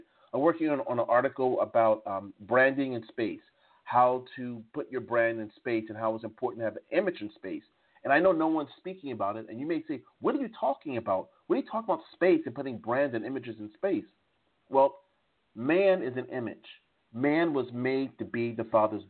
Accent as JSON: {"language": "English", "area": "Jersey Shore", "region": "New Jersey", "country": "United States", "also_born_or_lived": "Strasbourg, France", "moved": "yes", "said": "I'm originally from the Jersey Shore, but the seed that I come from is from the south of the United States"}